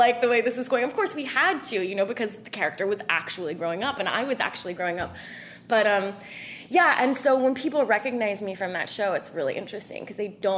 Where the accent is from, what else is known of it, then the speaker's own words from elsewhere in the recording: Northern California, United States; I'm from Northern California.